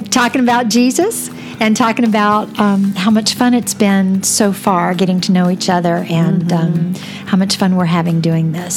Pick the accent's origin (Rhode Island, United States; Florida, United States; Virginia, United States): Florida, United States; moved away as an adult; also born or lived in Seattle; now in Michigan, United States; I grew up in Florida, and um, and I loved that.